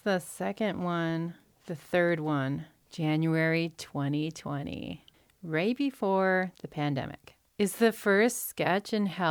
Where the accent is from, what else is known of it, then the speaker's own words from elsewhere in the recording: Staten Island, New York, United States; I'm from Staten Island.